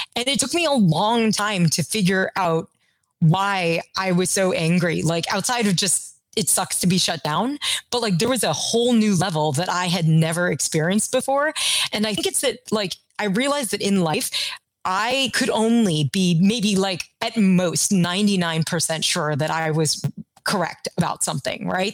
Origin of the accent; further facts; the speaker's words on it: Kentucky, United States; I grew up in Kentucky